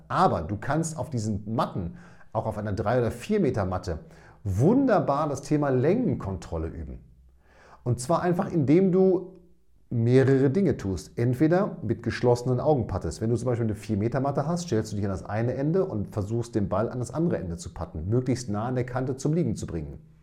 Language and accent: German; Münster, North Rhine-Westphalia, Germany; ich bin aus Münster, aber grundsätzlich äh, nordaffin